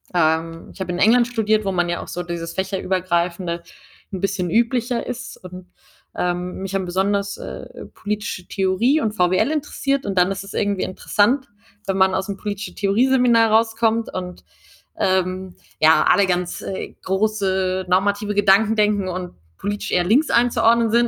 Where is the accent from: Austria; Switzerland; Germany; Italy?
Germany; Munich, Bavaria; also born or lived in Washington; ich komme aus München